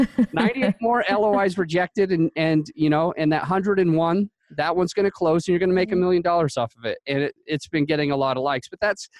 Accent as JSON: {"language": "English", "region": "Utah", "country": "United States", "tie": "born or raised there", "said": "I grew up in Utah"}